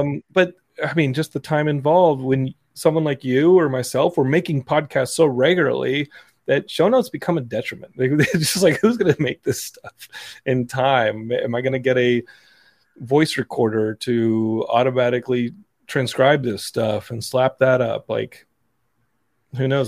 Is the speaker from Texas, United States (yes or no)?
yes; Austin, Texas, United States; also born or lived in Philadelphia; now in Los Angeles, United States; growing up in Austin